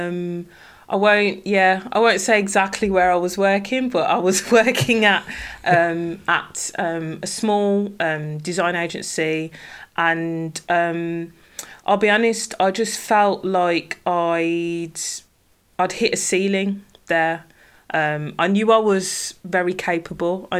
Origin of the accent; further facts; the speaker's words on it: Birmingham, West Midlands, United Kingdom; accent: Brummie; now in Derbyshire, United Kingdom; I'm originally from Birmingham, and any Brummies listening will hear my distinctive Brummie accent.